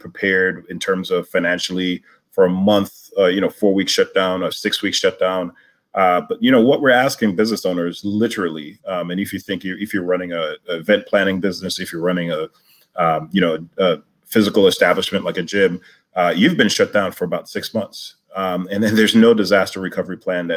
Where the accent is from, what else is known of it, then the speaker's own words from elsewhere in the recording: New York City, New York, United States; I live in Brooklyn, where I grew up and still remain